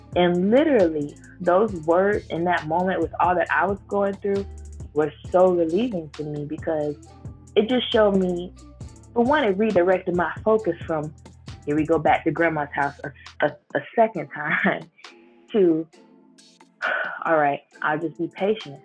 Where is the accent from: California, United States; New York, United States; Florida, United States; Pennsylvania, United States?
Florida, United States; Fort Lauderdale; I'm born and raised in Fort Lauderdale